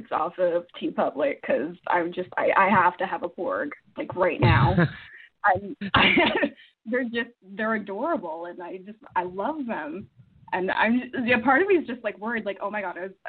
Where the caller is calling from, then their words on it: Edmonton, Alberta, Canada; I'm calling from Edmonton, Canada